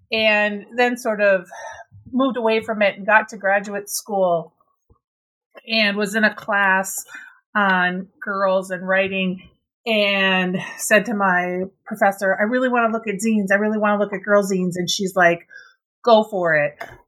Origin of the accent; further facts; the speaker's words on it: Minnesota, United States; because I grew up in Minnesota, I was really involved in sort of this Minnesota punk scene